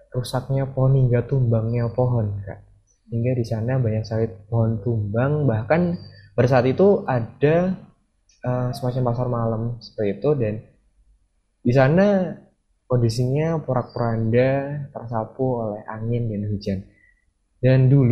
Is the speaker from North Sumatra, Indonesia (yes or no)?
no; Yogyakarta, Special Region of Yogyakarta, Indonesia; karena saya sendiri berasal dari Yogyakarta